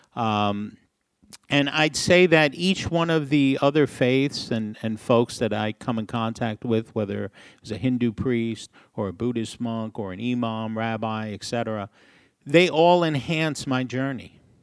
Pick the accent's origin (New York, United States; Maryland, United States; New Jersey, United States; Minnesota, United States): New York, United States; New York City; I grew up in a small city in the Northeast. Maybe you've heard of it, New York City